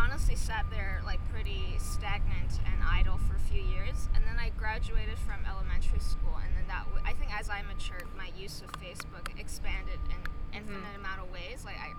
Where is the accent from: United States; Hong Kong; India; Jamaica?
Hong Kong; I'm from Hong Kong